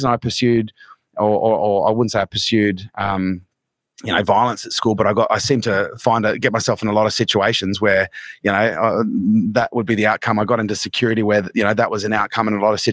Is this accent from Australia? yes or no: yes; Townsville, Queensland, Australia; where we grew up in Townsville was a pretty rough place